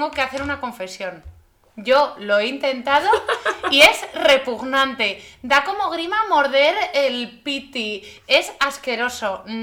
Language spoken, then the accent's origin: Spanish; Galicia, Spain; also born or lived in Santander; No, es que yo soy. Eh, nací en Santander, pero soy gallega